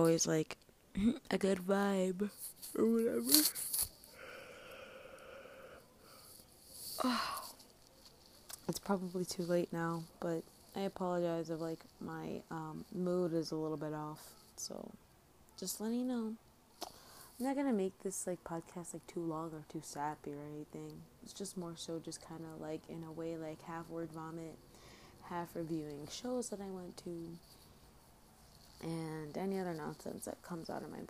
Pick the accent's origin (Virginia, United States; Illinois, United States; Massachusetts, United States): Illinois, United States; Chicago; I'm obviously from Chicago